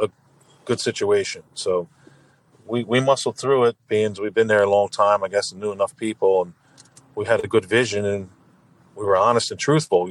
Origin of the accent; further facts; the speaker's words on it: Lower Township, New Jersey, United States; also born or lived in Morristown, New Jersey; I grew up in Lower Township, Cape May County. It's right outside the city of Cape May